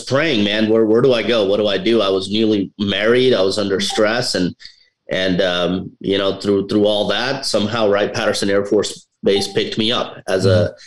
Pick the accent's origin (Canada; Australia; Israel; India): India; now in United States; I'm from India